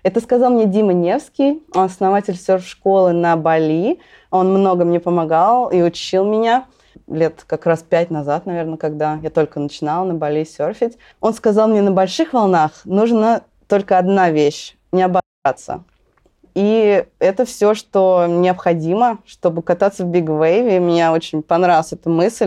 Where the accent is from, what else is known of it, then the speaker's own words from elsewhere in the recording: Russia; я из России